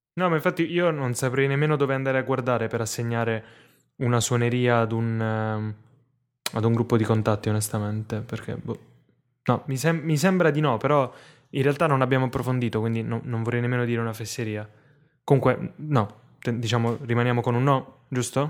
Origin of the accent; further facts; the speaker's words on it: Foggia, Apulia, Italy; sono nato a Foggia